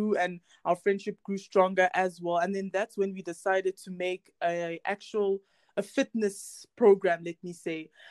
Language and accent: English; South Africa; And I am originally from Congo, but I was born and raised here in South Africa